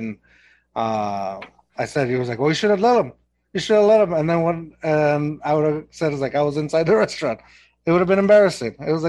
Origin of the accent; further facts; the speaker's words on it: Mexico; accent: Mexican; I tried losing my accent, my, you know, Mexican accent, getting rid of it. And I think it's not completely gone, but for the most part, it turned into its own weird thing. It's like a Texan accent. It's a Mexican accent.